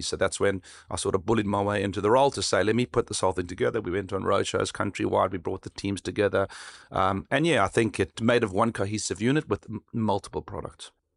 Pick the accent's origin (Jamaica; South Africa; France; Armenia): South Africa; where I grew up in South Africa